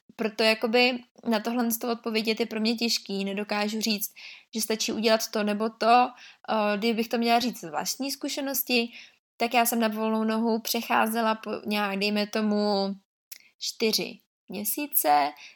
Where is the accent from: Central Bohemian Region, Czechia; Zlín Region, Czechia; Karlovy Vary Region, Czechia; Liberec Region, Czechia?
Liberec Region, Czechia; Liberec; jsem z Liberce